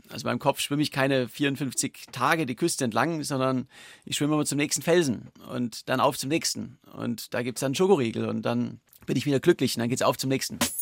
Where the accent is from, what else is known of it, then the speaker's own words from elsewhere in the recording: Germany; als Deutscher